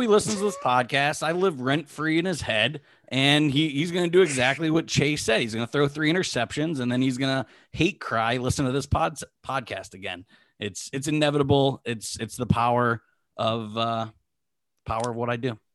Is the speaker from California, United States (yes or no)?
no; Pittsburgh, Pennsylvania, United States; I'm from Pittsburgh